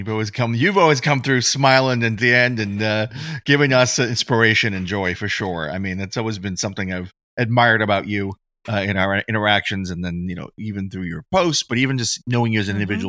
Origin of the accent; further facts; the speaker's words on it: New England, United States; I didn't know we had them in New England. I grew up in New England.